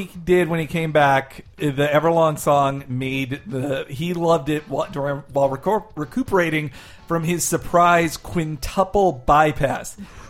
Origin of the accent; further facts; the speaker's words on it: California, United States; as a Californian